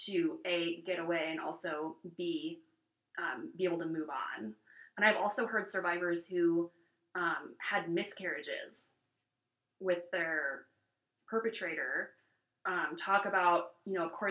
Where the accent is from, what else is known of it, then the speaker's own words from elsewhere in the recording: California, United States; now in Wyoming, United States; I'm from California, so, and from a very progressive area of the country